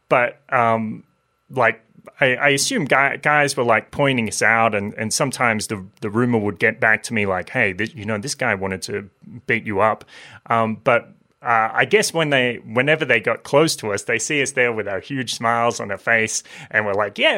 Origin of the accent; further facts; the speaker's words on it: Maitland, New South Wales, Australia; I grew up in Maitland.